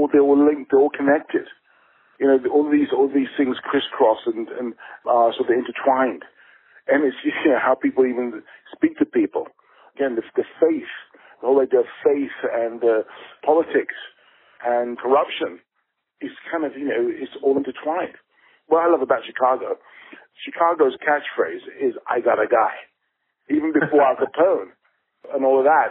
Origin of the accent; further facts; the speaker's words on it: England, United Kingdom; as an English, a British filmmaker